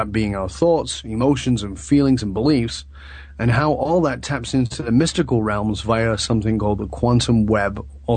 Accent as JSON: {"language": "English", "country": "United Kingdom", "tie": "born or raised there", "also_born_or_lived": "British Columbia", "moved": "as an adult", "said": "I was born in the UK in the late 1950s, and although I've been gone from the UK much longer than I lived there"}